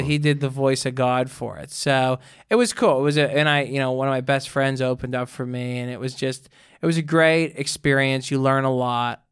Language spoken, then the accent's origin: English; Pittsburgh, Pennsylvania, United States; moved away as an adult; now in New York, United States; I got to record that in my hometown. Went back to Pittsburgh